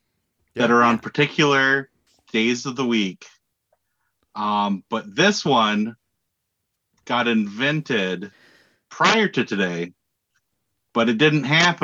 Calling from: Stevens Point, Wisconsin, United States; from Stevens Point, Wisconsin.

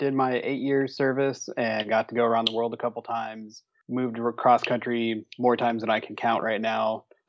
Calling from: Knoxville, Tennessee, United States; also born or lived in Los Angeles; So right now I'm in Knoxville, Tennessee, hanging out in between the thru hiking season, as it were.

